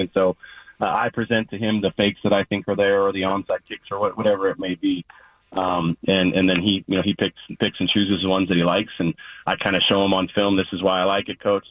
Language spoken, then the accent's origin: English; Oregon, United States; what I consider to be my home state school, where, where my wife's from, and, and, really where my formative years were spent